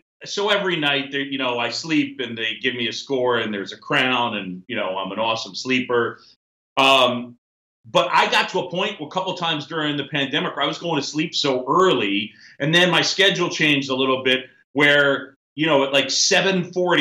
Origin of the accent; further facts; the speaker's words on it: New York City, New York, United States; also born or lived in Philadelphia, Pennsylvania; I grew up born in Philly, grew up in New York City